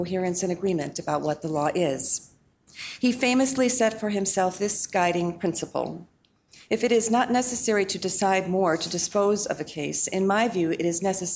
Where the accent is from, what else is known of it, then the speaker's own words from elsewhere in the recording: Wisconsin, United States; my home state of Wisconsin